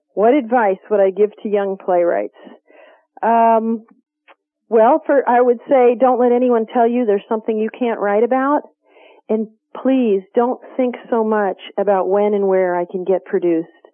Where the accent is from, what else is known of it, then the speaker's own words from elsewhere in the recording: Kentucky, United States; I grew up in Kentucky